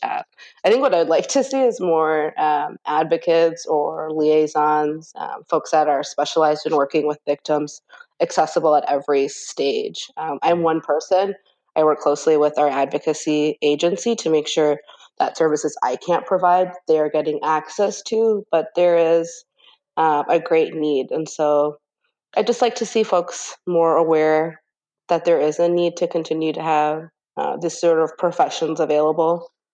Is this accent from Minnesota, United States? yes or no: yes; Minneapolis, Minnesota, United States; I was born here in Minneapolis um, in Cedar Riverside